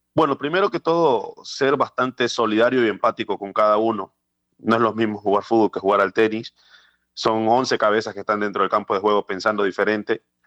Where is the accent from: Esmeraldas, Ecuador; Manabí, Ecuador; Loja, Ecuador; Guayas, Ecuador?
Esmeraldas, Ecuador; mi tierra, en mi ciudad natal, Esmeraldas, donde gran parte eh, de mis años estuve allí en lo que tiene que ver a, mi formación